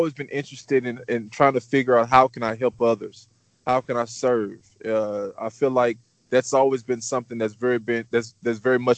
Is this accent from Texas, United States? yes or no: yes; Houston, Texas, United States; I am born and raised in Houston, Texas.